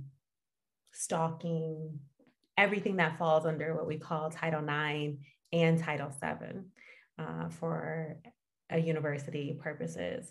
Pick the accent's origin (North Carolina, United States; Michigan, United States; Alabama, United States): Michigan, United States; Detroit; now in Redlands, United States; I'm from Michigan, Detroit area.